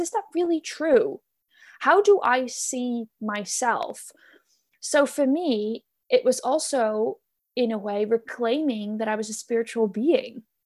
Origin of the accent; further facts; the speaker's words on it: Netherlands; moved away; I am born and raised in the Netherlands, and I live there now again as well